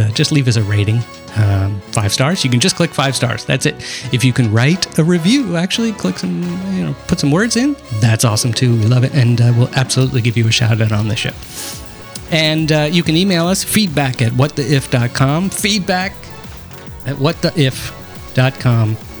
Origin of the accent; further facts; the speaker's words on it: United States; I'm American